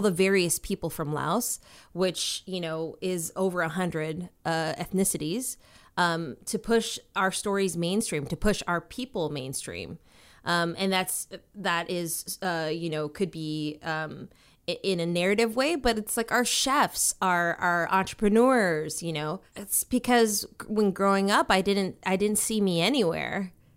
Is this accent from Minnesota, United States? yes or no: yes; Minnesota, United States; also born or lived in Washington, D.C.; growing up for me was like, it was, um, in Minnesota. Um, I was born in Washington, D C. Then we moved to Minnesota